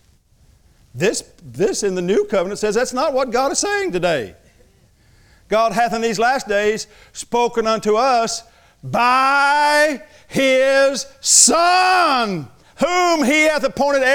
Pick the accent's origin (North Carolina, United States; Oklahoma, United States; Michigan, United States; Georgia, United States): Oklahoma, United States; Thackerville; I am from Thackerville, but I went to college